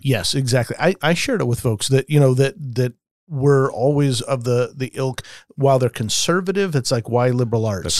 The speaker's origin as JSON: {"language": "English", "town": "Las Vegas", "region": "Nevada", "country": "United States", "tie": "born or raised there", "said": "I grew up in Vegas"}